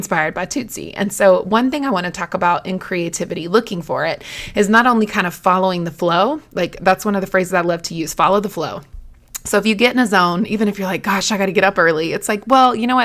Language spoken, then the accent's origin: English; North Carolina, United States; I'm from North Carolina